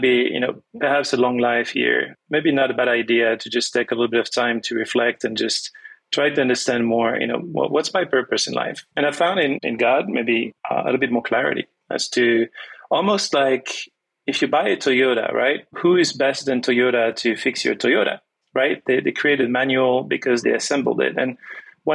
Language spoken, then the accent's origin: English; France; first language French; English is a second language; also born or lived in Toronto, Canada / Venezuela; growing up speaking only French